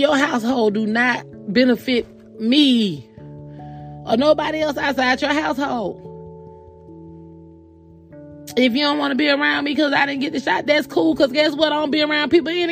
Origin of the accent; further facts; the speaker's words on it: the South, United States; I'm also from the South